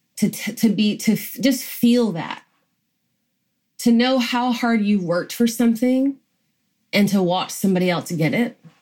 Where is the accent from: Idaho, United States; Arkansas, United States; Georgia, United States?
Georgia, United States; I grew up in Georgia